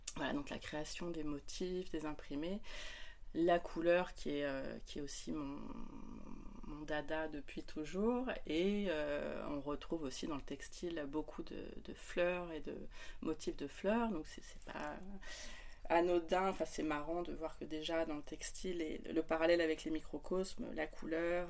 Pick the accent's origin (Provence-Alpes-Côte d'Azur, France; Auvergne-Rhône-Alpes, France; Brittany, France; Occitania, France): Auvergne-Rhône-Alpes, France; Lyon; moved away as an adult; now in near Paris, France; je suis originaire de Lyon